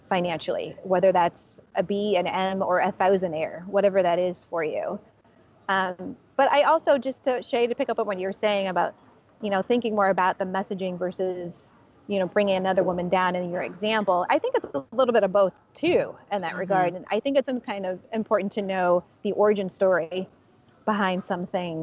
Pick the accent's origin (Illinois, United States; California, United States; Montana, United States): California, United States; San Jose; now in San Francisco, United States; I'm originally from San Jose. I moved to San Francisco in 2001